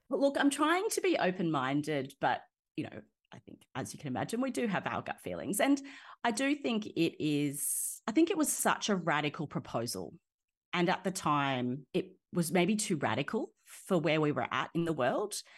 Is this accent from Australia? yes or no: yes; Nowra, New South Wales, Australia; I grew up in Nowra, which is pretty much smack bang. in the middle of that area.